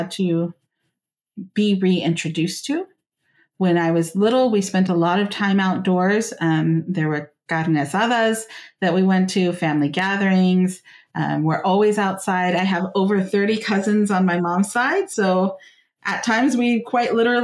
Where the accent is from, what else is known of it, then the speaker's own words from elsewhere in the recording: Central Valley, California, United States; I grew up here in the Central Valley of California